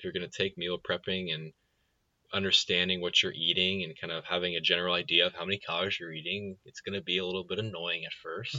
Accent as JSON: {"language": "English", "area": "Silicon Valley", "region": "California", "country": "United States", "tie": "born or raised there", "said": "where we grew up in Silicon Valley."}